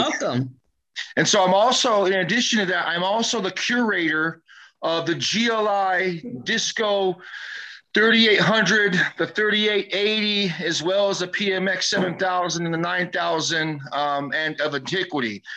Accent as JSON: {"language": "English", "region": "West Coast", "country": "United States", "said": "I'm not from the East Coast. I'm from the West Coast"}